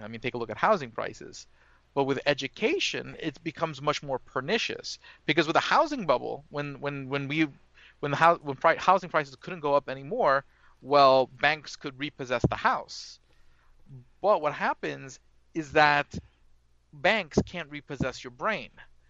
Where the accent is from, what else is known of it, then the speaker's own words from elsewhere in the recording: Brooklyn, New York, United States; I'm from Brooklyn, so I'm probably not too far from where you're at.